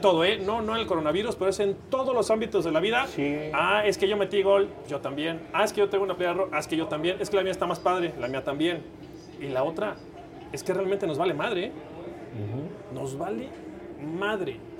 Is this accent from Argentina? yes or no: no; Mexico; como mexicano